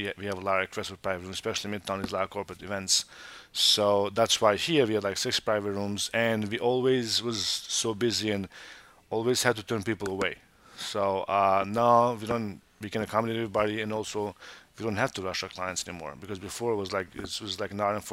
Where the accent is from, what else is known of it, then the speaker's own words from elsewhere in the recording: Montenegro; now in United States; I was born in Montenegro. I'm Albanian from Montenegro